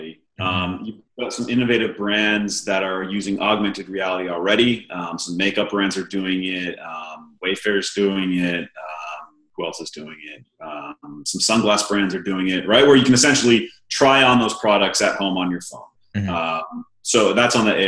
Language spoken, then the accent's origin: English; Maine, United States; moved away; also born or lived in Los Angeles; I grew up in small town Maine, one stoplight and a gas station.